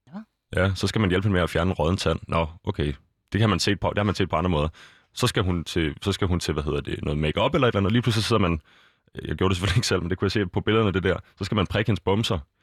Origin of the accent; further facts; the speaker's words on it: Copenhagen, Capital Region of Denmark, Denmark; jeg er fra Østerbro, både opvokset og bor der igen nu igen her